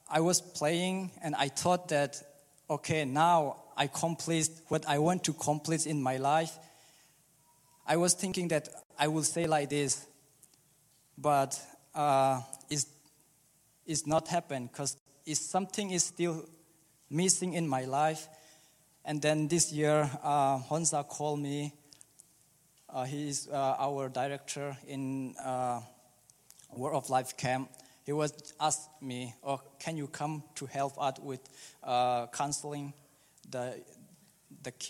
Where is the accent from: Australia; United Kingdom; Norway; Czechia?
Czechia; English is a second language; And when uh, I was uh, 12, I moved to Czech Republic as a refugee, and uh, I grew up in Czech Republic